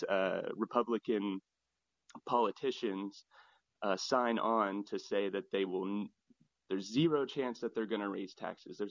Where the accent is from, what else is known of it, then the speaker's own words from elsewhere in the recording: United States; now in Hong Kong; I'm not a Hong Kong citizen. I am an American